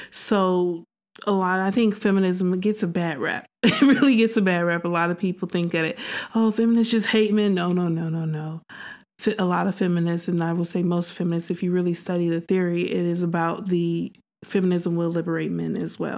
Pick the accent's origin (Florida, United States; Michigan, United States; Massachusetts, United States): Michigan, United States; Detroit; also born or lived in Chicago / Dallas, Texas; I'm actually from the Midwest. Um, yeah, I'm from originally from Detroit, Michigan, um, but I spent about two years in Chicago. Then I spent seven years in Dallas, Texas.